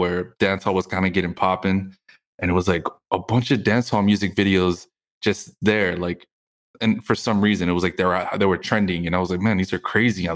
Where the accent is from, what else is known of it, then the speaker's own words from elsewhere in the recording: Houston, Texas, United States; now in Miami, United States; coming from Houston, I mean, I grew up listening to zero Caribbean music